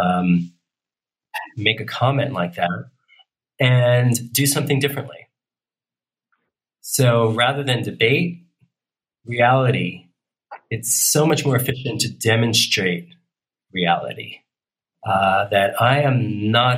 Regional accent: New York, United States; I'm from New York. My mom's from Brooklyn. My dad was from the Bronx

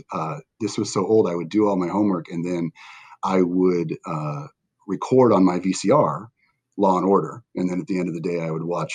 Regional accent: Westminster, United States; I grew up here in Westminster

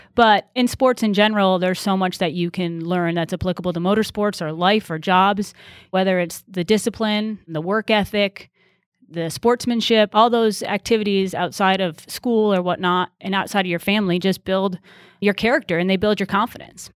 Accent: Wilbraham, Massachusetts, United States; moved away as an adult; also born or lived in North Carolina; I grew up in Wilbraham, Massachusetts, which is a small town out s, in, in Western Mass.

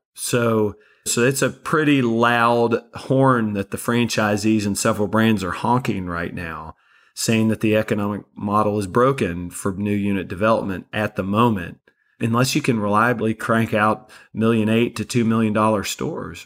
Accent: Kentucky, United States; also born or lived in Florida Panhandle; now in Florida, United States; I'm originally from Kentucky and we live in the Panhandle of Florida

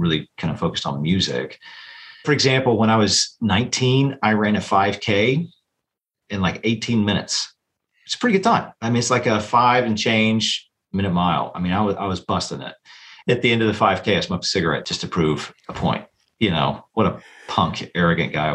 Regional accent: Chattanooga, Tennessee, United States; moved away as an adult; also born or lived in St. Louis, Missouri; now in Greenville, Alabama, United States; I grew up in Chattanooga, Tennessee.

